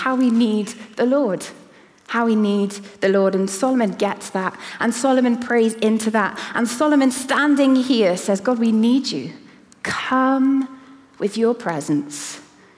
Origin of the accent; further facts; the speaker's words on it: Cardiff, Wales, United Kingdom; moved away; the church that I grew up in Cardiff